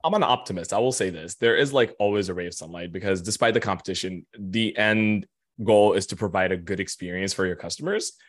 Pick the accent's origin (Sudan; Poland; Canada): Sudan; Khartoum; now in New York, United States; I am born and raised, uh, a good six thousand miles east of New York. I'm actually Sudanese